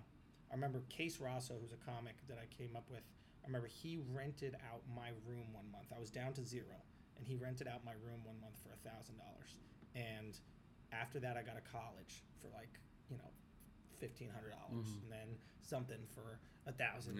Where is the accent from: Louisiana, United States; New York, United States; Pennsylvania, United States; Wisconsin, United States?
New York, United States; New York City; I grew up in the East Village